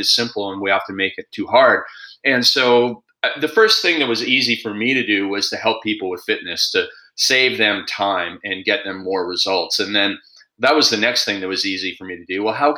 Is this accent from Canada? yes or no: yes; Canada; I'm Canadian